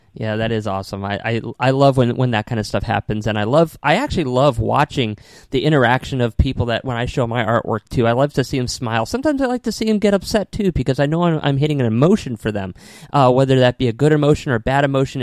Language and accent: English; Connecticut, United States; also born or lived in New York City; now in Tampa, United States; I was born and raised up in Connecticut